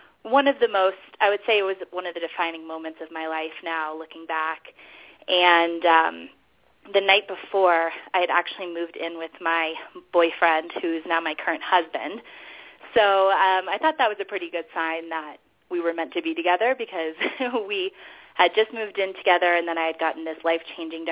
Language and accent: English; Denver, Colorado, United States; moved away as an adult; also born or lived in New York; I am in Denver, Colorado. I actually just moved here last summer. This is my hometown, but I was living in New York for 6 years before that.